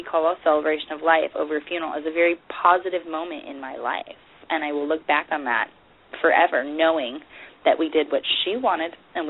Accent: California, United States; We're from California.

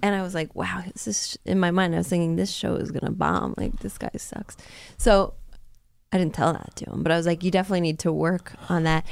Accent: United States; as a woman and as an American

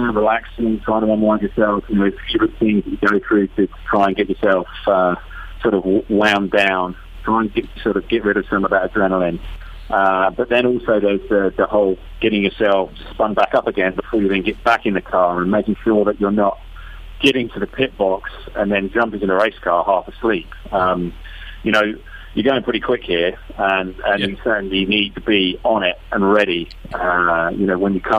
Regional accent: United Kingdom; I'm British

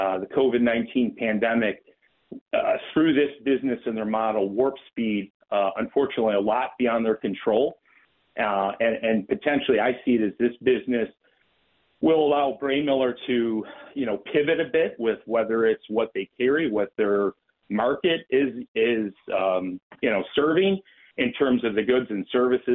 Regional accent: Western New York, United States; Western New York is my hometown

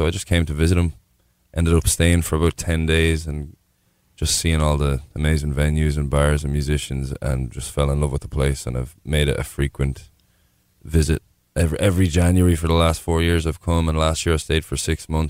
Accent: Borris, Leinster, Ireland; moved away as an adult; now in Austin, United States; born and raised in Boris, County Carlow, at the foothills of Mount Leinster. It's a beautiful town, a small population, maybe 2,000 people now.

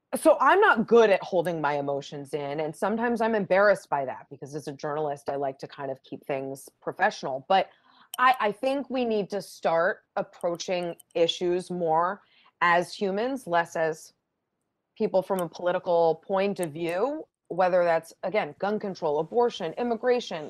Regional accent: Boston, Massachusetts, United States; I'm from Boston, my husband's from Rhode Island

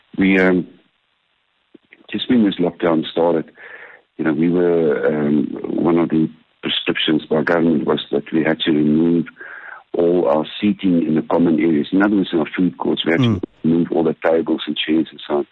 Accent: Bushbuckridge, Mpumalanga, South Africa; I grew up in Bushbuck Ridge

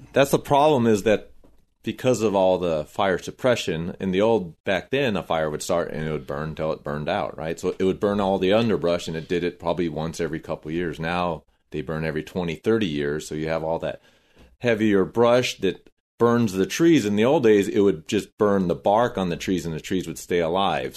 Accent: Corona, California, United States; I grew up in Corona

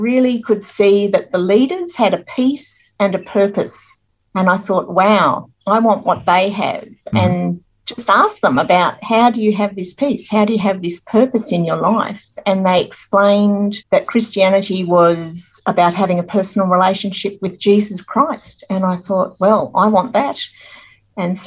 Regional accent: Sydney, New South Wales, Australia; I was born in Sydney at Royal North Shore Hospital, actually, in St. Leonard's, and I grew up in Sydney with my parents

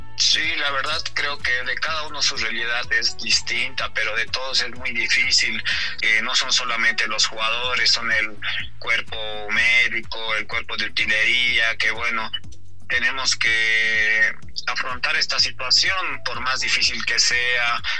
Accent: Oruro, Bolivia; yo soy de acá, de Oruro

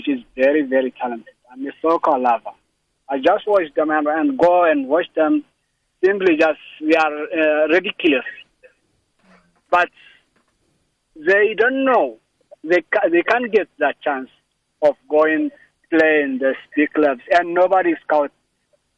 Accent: Eritrea; I'm from not South Africa, I'm from Eritrea.

